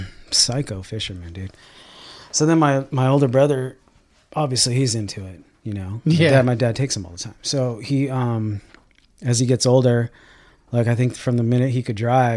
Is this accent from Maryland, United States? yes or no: no; Bishop, California, United States; No, we grew up in Bishop, California.